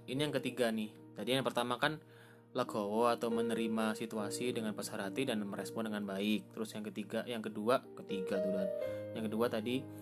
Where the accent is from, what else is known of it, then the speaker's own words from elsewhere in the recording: Java, Indonesia; btw aku juga orang Jawa guys